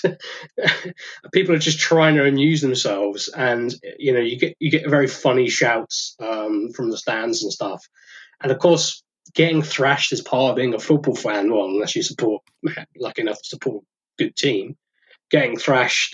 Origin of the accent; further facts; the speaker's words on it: Suffolk, East of England, United Kingdom; I live in Suffolk and I grew up in Suffolk.